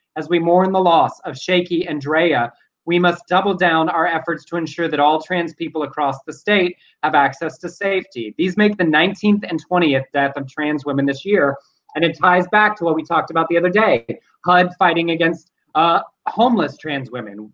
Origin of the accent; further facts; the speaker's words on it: the South, United States; now in California, United States; we are from the South